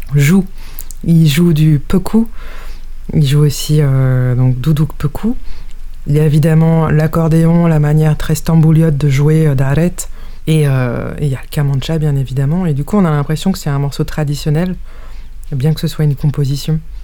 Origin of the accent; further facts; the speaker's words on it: France; moi, je suis né en France